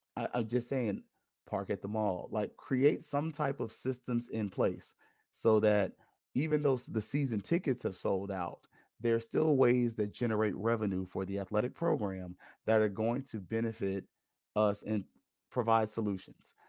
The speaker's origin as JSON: {"language": "English", "town": "Tallahassee", "region": "Florida", "country": "United States", "moved": "yes", "said": "I don't live in Tallahassee anymore. I'm from Tallahassee, but my parents are still up there"}